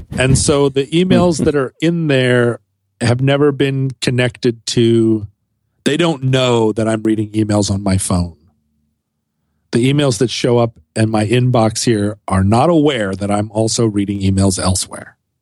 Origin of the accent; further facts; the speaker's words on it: United States; as an American